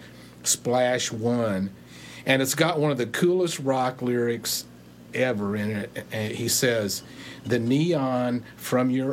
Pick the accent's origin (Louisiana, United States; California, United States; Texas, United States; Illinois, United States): Texas, United States; moved away; I'm from Texas